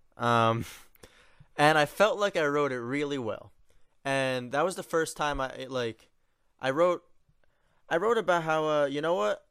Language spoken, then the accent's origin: English; New York, United States; moved away; I'm from New York